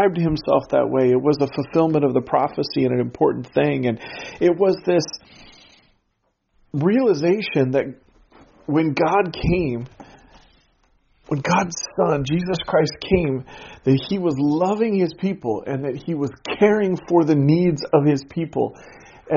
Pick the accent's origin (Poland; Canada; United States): United States; Pacific Northwest; growing up in the Pacific Northwest, we lived just over an hour's drive from Mount Hood